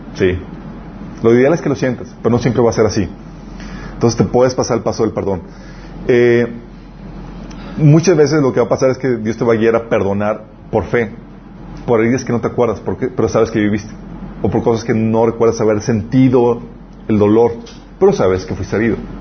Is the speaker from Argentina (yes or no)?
no; Mexico; nosotros somos mexicanos